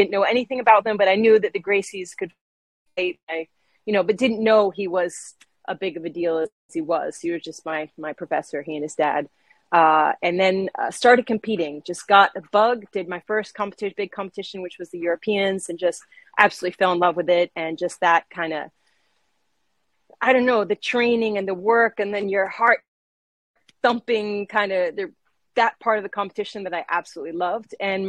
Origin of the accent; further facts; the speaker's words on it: St. Martin; also born or lived in Boston, United States; I was born in Boston, and I've grown up on the island of St. Martin. So it's a small island in the Caribbean.